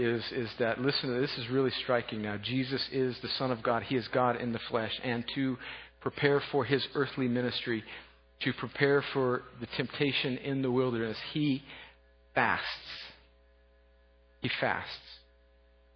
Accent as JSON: {"language": "English", "country": "United States", "tie": "born or raised there", "said": "I grew up on the Mexican border"}